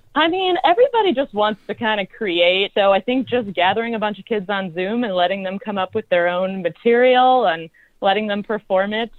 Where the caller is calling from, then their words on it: Chicago, Illinois, United States; I'm calling from Chicago, Illinois.